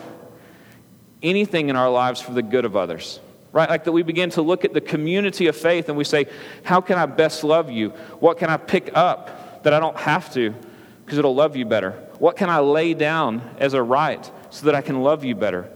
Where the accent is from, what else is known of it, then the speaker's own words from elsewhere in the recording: United States; As an American